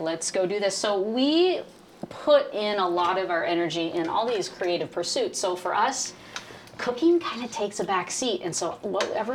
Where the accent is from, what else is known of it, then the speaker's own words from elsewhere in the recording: Tacoma, Washington, United States; growing up in Tacoma